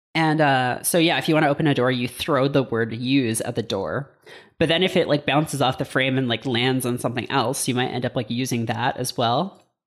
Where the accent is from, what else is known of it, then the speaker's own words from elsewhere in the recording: Hamilton, Ontario, Canada; my hometown of Hamilton, Ontario